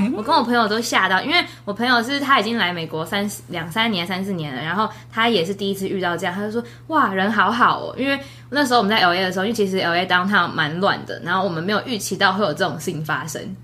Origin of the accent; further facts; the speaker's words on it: Taiwan; now in Oregon, United States; 我台湾人爱台湾呢